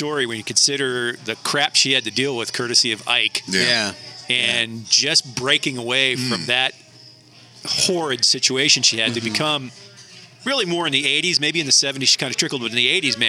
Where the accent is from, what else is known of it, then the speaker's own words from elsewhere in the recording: Farmington Hills, Michigan, United States; growing up in Farmington Hills, just outside Detroit as a kid in the 70s